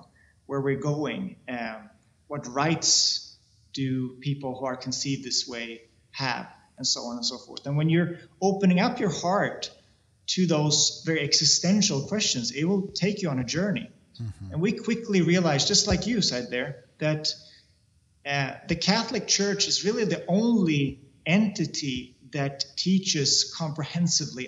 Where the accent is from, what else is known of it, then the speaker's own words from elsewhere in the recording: Sweden; I come from Sweden